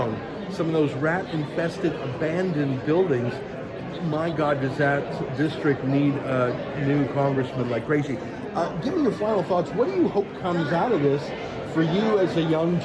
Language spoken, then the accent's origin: English; Alberta, Canada; moved away; I'm from Alberta originally